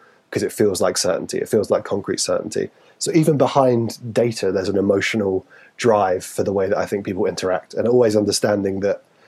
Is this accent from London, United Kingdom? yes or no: no; Newcastle upon Tyne, North East England, United Kingdom; accent: Geordie; I'm from Newcastle